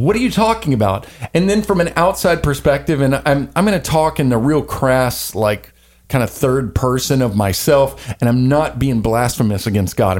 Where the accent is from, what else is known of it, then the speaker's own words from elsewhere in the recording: the Bible Belt, Southern United States, United States; I was born in the Bible Belt. I grew up in Baptist churches mostly